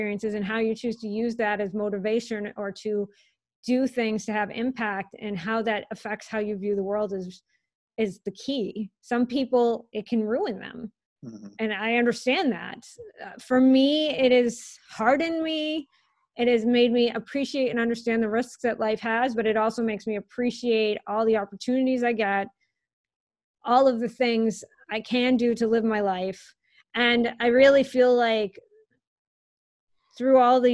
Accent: Worcester, Massachusetts, United States; moved away; I came from Worcester, Massachusetts

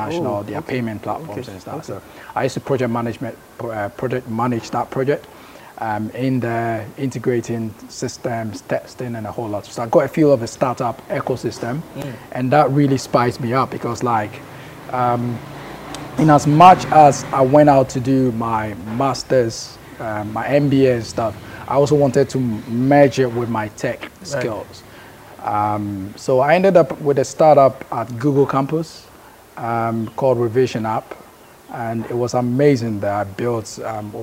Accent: Kumasi, Ashanti, Ghana; moved away as an adult; also born or lived in Bekwai / United Kingdom; I've lived most of my life in Kumasi

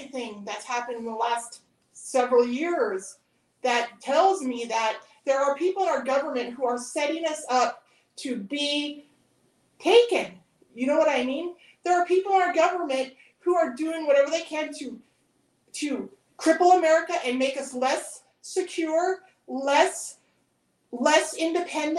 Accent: Montana, United States; I grew up on the High Line

